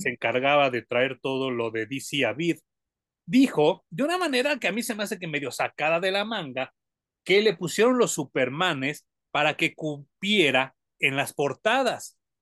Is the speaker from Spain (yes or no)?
no; Mexico; como mexicano